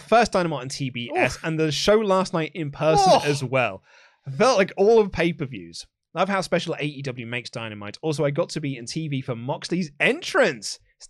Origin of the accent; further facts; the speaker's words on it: Australia; Boys, I'm an Aussie, right, but I'm also half Kiwi.